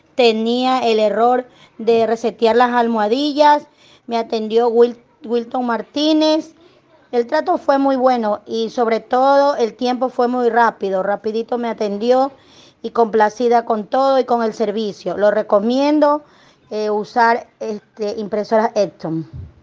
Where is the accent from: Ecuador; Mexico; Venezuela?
Ecuador; soy de Ecuador